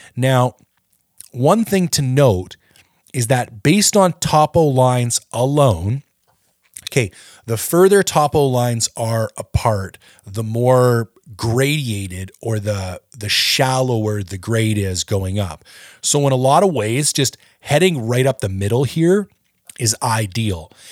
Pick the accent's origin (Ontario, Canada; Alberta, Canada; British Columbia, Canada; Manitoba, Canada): Ontario, Canada; I'm from Ontario